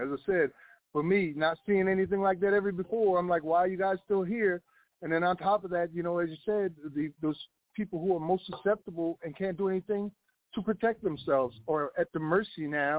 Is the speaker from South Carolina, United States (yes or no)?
yes; South Carolina, United States; I'm from South Carolina.